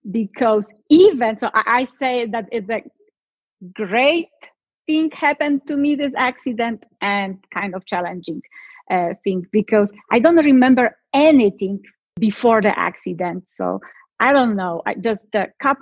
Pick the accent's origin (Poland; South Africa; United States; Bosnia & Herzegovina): Poland; I'm from Poland. So my childhood was totally different like everyone else. I was born in a time behind the Iron Curtain, communism.